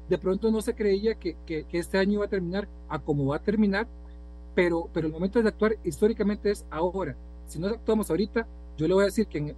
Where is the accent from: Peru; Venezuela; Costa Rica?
Costa Rica; Y usted y yo somos hijos de Costa Rica también.